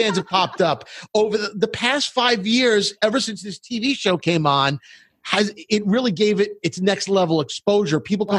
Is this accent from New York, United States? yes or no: yes; New York City, New York, United States; I grew up in Brooklyn